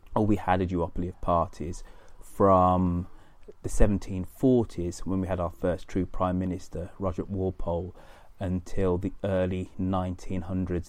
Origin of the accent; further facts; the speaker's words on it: United Kingdom; as a Brit